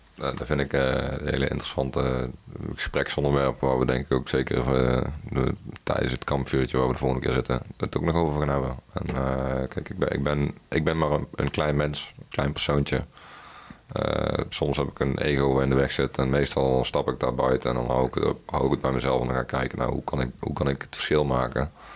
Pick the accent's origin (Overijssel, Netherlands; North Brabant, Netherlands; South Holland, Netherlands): North Brabant, Netherlands; Best; ik ben opgegroeid in Best.